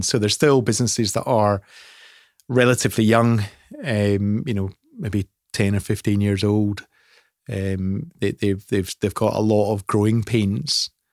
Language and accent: English; Scotland, United Kingdom; I'm Scottish